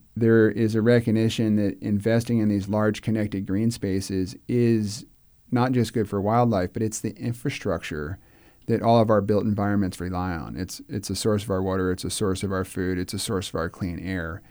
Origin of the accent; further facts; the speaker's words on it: Clearwater, Florida, United States; I grew up in Clearwater